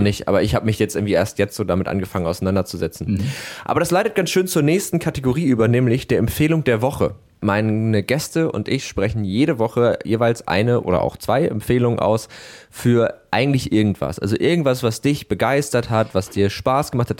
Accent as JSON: {"language": "German", "region": "Hamburg", "country": "Germany", "said": "ich komme ursprünglich aus Harburg"}